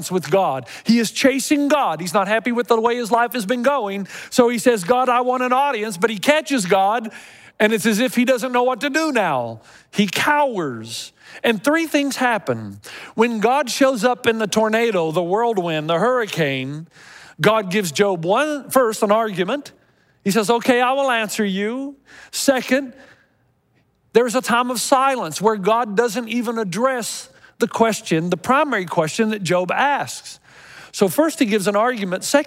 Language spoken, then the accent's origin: English; Tennessee, United States; when I was growing up in Tennessee